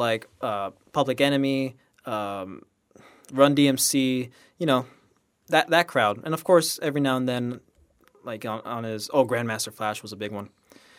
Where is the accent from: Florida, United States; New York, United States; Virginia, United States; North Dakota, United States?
Florida, United States; Miami; Oh man, for Miami itself is just a lot of reggaeton and stuff like that, right?